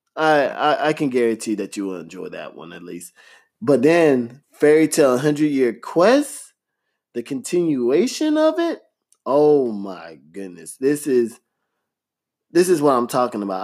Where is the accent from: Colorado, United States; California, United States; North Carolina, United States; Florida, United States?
Florida, United States; growing up in Florida, gosh, those summer heats are ridiculous